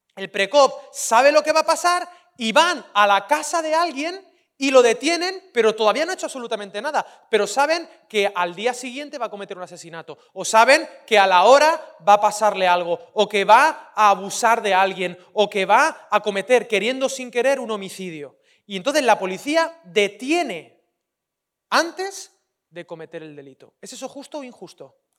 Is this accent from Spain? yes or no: yes; Valencian Community, Spain; soy valenciano